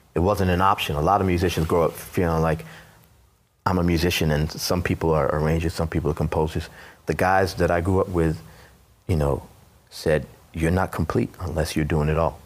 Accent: New York City, New York, United States; also born or lived in Brooklyn / Jamaica, Queens; born in Brooklyn. At the age of 10, we moved to Queens, Jamaica, Queens.

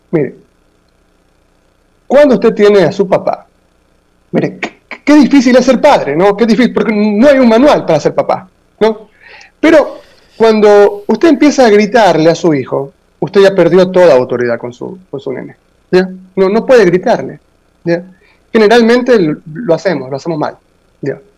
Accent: Ecuador; Aquí, nosotros somos una colonia norteamericana.

